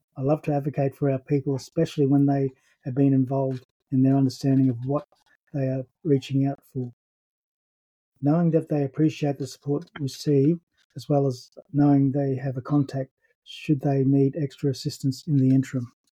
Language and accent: English; Brisbane, Queensland, Australia; I was born in 1960 in Brisbane.